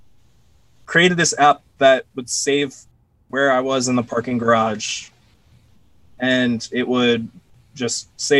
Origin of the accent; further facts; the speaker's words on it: Orlando, Florida, United States; I grew up in Orlando, Florida